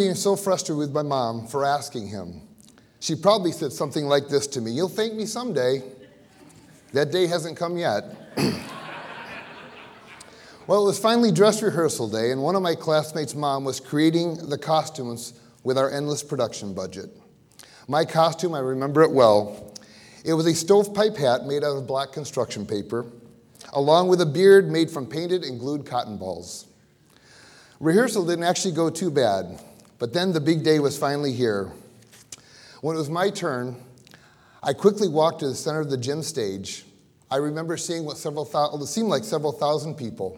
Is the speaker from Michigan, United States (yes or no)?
yes; Battle Creek, Michigan, United States; moved away; I was from Battle Creek